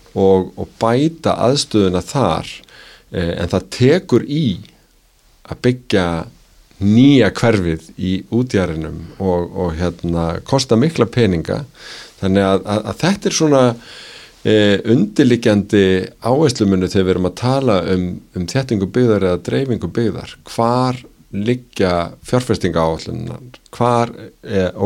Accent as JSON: {"language": "Icelandic", "town": "Reykjavík", "region": "Capital Region", "country": "Iceland", "tie": "born or raised there", "said": "ég er að alna upp í árbænum"}